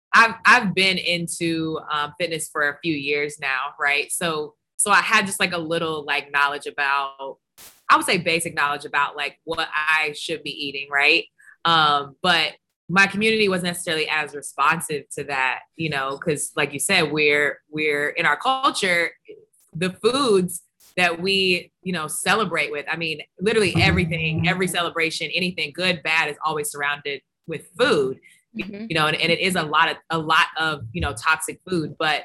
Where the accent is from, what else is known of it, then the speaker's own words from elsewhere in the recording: the South, United States; I mean, we're from the South, so it was like casseroles and chicken and pork and beef and processed foods and crazy desserts